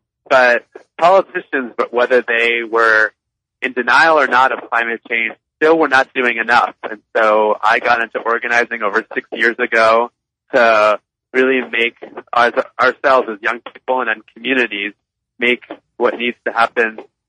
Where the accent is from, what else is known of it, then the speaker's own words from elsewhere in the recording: Long Island, New York, United States; I grew up on Long Island, where I'm calling in from now.